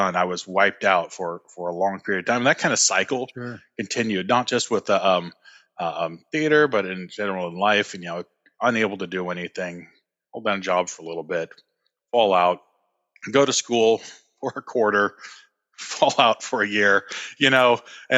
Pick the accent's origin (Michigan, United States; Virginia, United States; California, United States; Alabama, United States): California, United States; moved away as an adult; I'm originally from California